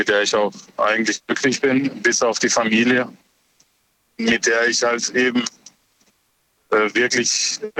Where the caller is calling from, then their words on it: Offenburg, Baden-Württemberg, Germany; Ich komme aus Offenburg.